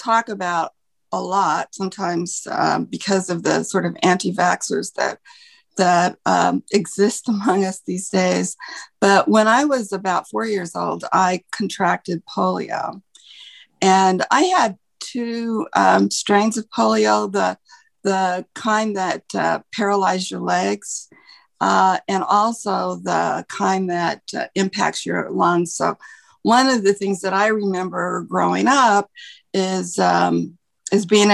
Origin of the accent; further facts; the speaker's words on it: Salt Lake City, Utah, United States; now in Connecticut, United States; I grew up in Salt Lake City, Utah, which is the capital of the state of Utah